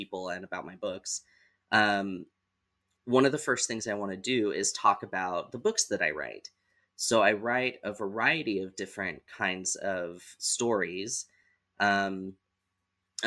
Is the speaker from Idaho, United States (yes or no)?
yes; Southeast Idaho, United States; I was born and raised in Southeast Idaho